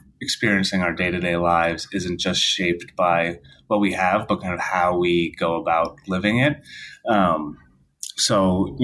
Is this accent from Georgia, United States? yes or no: no; outside of Boston, Massachusetts, United States; I grew up outside of Boston, Massachusetts, very white suburban town